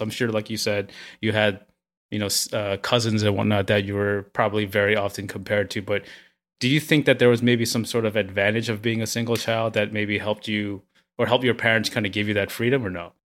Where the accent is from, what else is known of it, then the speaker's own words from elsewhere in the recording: New York City, New York, United States; I grew up in Flushing where, you know, I went to, I took the train, the hour and a half train ride with my friends to high school to, to the Bronx.